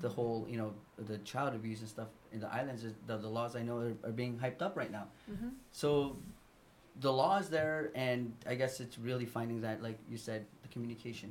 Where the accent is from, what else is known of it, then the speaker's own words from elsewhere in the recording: Yap, Micronesia; I grew up in Yap, and my grandma would spank me